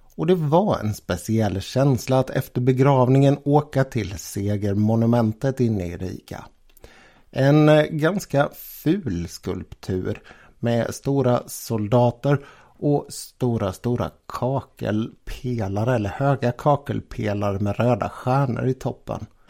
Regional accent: Sweden; Jag var ju från Sverige

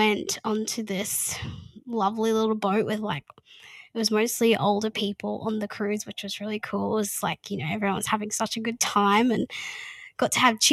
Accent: Mission Beach, Queensland, Australia; I'm from Mission Beach near Cairns.

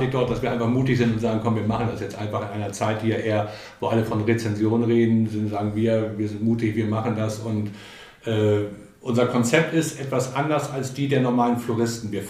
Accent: Buchholz in der Nordheide, Lower Saxony, Germany; also born or lived in Berlin; Ich komme ja hier aus der Gegend. Ich bin äh, 1967 mit meinen Eltern aus Berlin hierher gezogen und mein Vater war hier Zahnarzt in Buchholz in der Nordheide und hier bin ich aufgewachsen

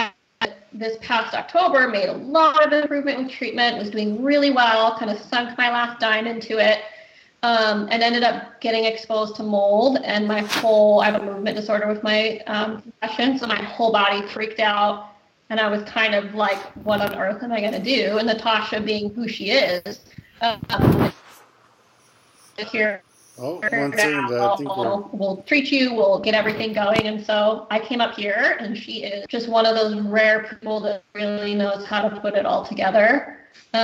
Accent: United States; now in Nanaimo, Canada; I am American

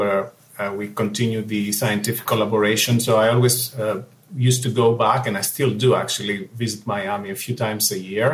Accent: Athens, Attica, Greece; I was born, as you said, in Athens, Greece. I grew up there and I went to medical school in Athens

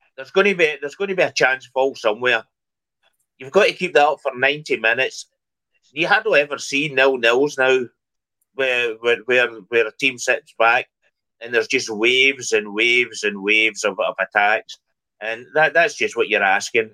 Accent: Scotland, United Kingdom; moved away; I'm away from Scotland for for a long, long time

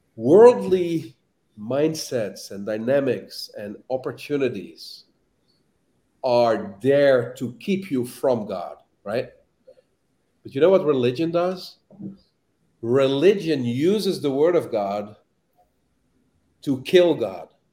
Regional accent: Amsterdam, North Holland, Netherlands; moved away; I'm from Amsterdam. I'm from the Netherlands

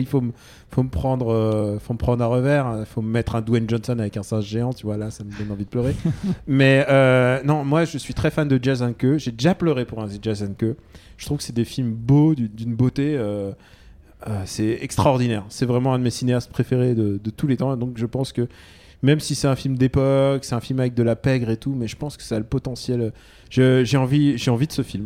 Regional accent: France; je suis né en France, mais, mais je suis, mais je suis russe de cœur.

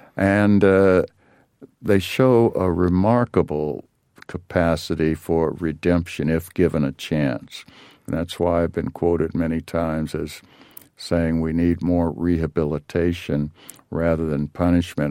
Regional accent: Los Angeles, California, United States; growing up in South Central L A.

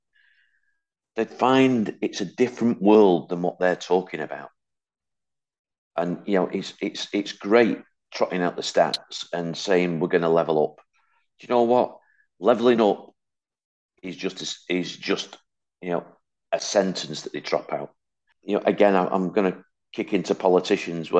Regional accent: Hattersley, North West England, United Kingdom; also born or lived in Wythenshawe; I was born in Withenshaw, brought up on a council estate called Hattersley

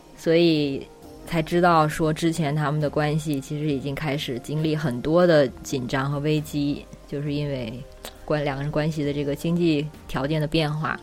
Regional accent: China; moved away as an adult; also born or lived in New Zealand; 我作为中国人的身份

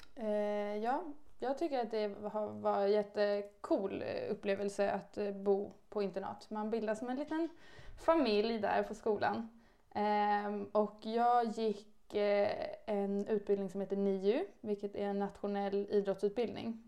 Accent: Stockholm, Stockholm County, Sweden; jag kommer eh, från Stockholm, eh, om man inte hör det. så att jag bor egentligen och har bott hela mitt liv i Stockholm

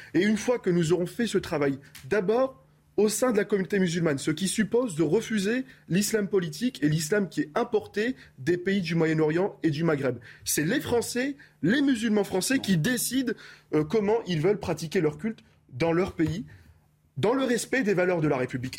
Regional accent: France; je suis français, j'aime profondément mon pays

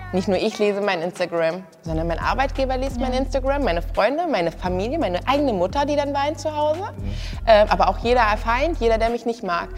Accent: Kassel, Hesse, Germany; Ich komme aus Kassel, bin auch 24

